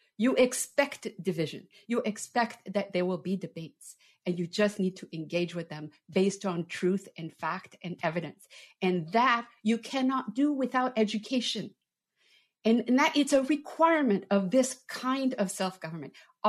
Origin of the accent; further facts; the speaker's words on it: Canada; now in United States; I'm an immigrant. I came from Canada. I wanted to come here since I was a little girl.